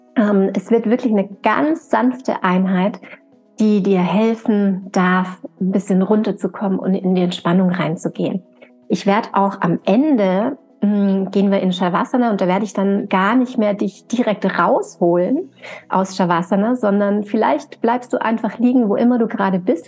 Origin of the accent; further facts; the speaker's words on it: St. Johann in Tirol, Tyrol, Austria; now in Upper Franconia, Germany; meiner Heimatregion St. Johann in Tirol